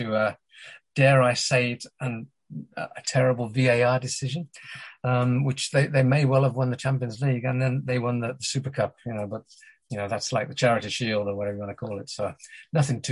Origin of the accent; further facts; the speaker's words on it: England, United Kingdom; despite being British, if you hadn't noticed, English